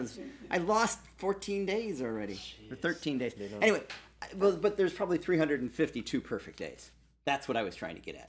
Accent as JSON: {"language": "English", "town": "Joliet", "region": "Illinois", "country": "United States", "tie": "born or raised there", "moved": "as an adult", "lives_now": "Maui, United States", "said": "I grew up in the Midwest in Joliet"}